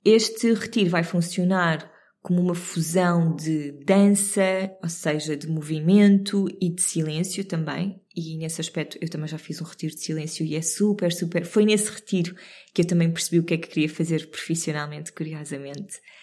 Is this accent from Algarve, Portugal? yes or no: no; Cascais, Lisbon, Portugal; Tanto eu como o David crescemos literalmente na Serra de Sintra eu no lado de Cascais da Serra